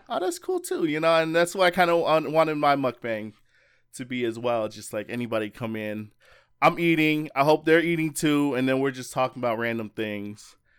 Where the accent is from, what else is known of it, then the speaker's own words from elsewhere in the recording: Las Vegas, Nevada, United States; I'm from Las Vegas